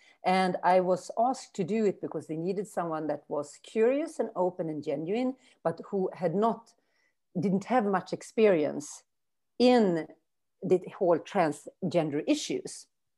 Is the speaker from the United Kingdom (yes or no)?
no; northern Sweden, Sweden; also born or lived in Brazil / Germany; And then I moved back to Sweden 2014, and I have been here since in my hometown in Northern Sweden.